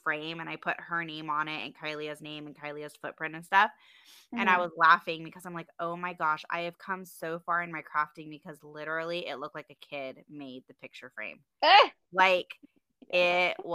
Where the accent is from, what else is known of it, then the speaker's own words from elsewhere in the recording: Maui, Hawaii, United States; moved away as an adult; also born or lived in San Diego, California / Utah; now in North Carolina, United States; I am from Hawaii, Maui, Hawaii. And moved to San Diego when I was 18 to go to school